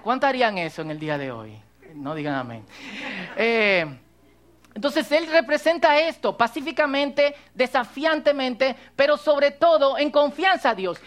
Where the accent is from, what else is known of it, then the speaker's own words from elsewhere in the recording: Cotuí, Sánchez Ramírez, Dominican Republic; yo soy dominicano, se me nota. Eh, aunque ustedes no crean, mucha gente me pregunta, ¿tú eres de aquí? Eh, sí, de Cotuí.